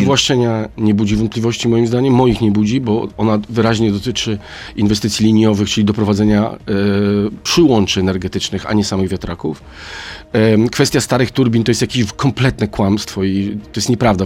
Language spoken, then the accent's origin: Polish; Szczecin, West Pomeranian Voivodeship, Poland; ja jestem ze Szczecina